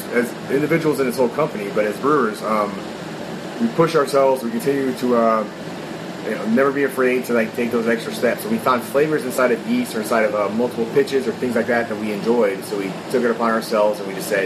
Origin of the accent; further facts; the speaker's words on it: North Carolina, United States; I grew up in North Carolina, where I was running bootlegs of Stretch and Bobbito